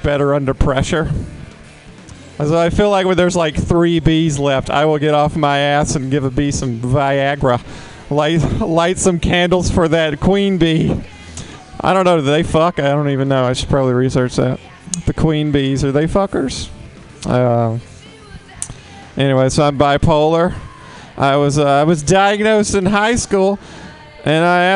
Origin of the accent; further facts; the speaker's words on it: the South, United States; now in San Francisco, United States; I'm from the South